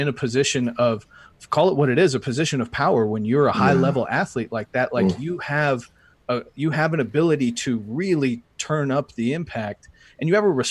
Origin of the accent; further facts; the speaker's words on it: Thetford, East of England, United Kingdom; now in United States; I grew up in Thetford, Norfolk, so I got to get back. I was born in the U.S., but I spent a long time overseas